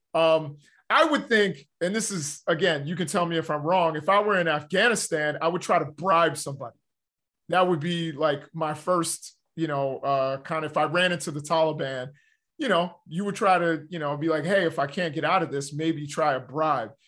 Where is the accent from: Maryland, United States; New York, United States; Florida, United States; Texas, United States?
New York, United States; New York City; I'm from Harlem